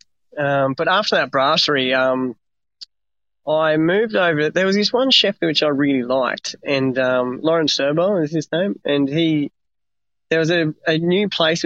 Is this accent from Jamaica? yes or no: no; Australia; also born or lived in France; as an Aussie, as a young Aussie